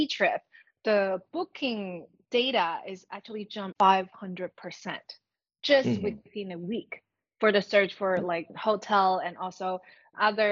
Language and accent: English; Greater Bay Area, Guangdong, China; I'm from the Greater Bay Area